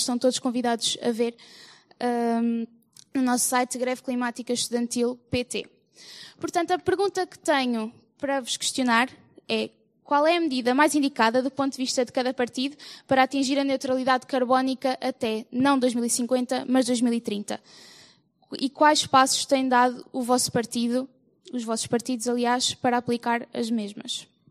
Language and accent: Portuguese; Sertã, Centro, Portugal; also born or lived in Coimbra; venho do Conselho da Sertã